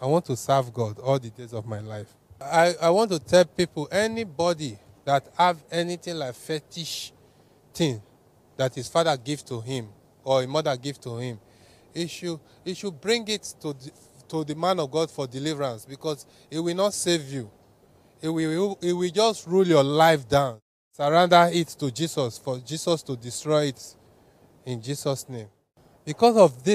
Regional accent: Warri, Delta, Nigeria; I come from Delta State, Warri

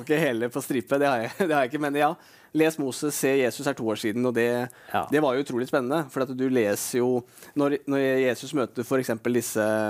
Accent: Norway; jeg er nordmann

